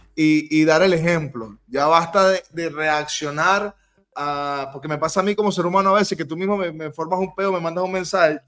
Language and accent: Spanish; Venezuela; como venezolanos